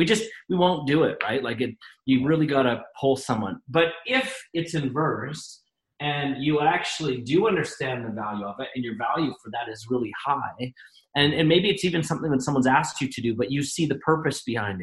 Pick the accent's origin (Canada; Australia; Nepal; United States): Canada; we're both Canadian